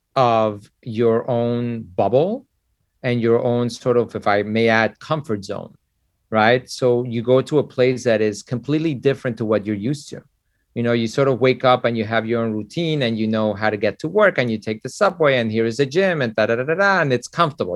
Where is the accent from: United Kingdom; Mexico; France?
Mexico; now in United States; I was born in Mexico